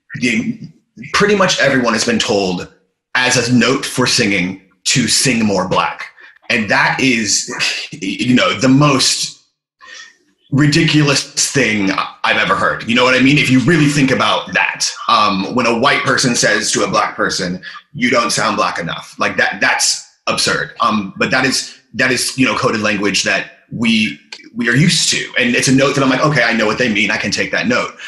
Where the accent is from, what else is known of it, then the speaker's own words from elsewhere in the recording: United States; moved away as an adult; now in London, United Kingdom; I'm obviously American, but I've been in London for over 10 years now.